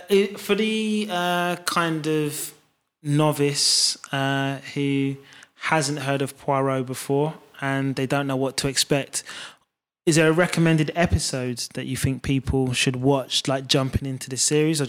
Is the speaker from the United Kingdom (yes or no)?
yes; London, United Kingdom; me being a Londoner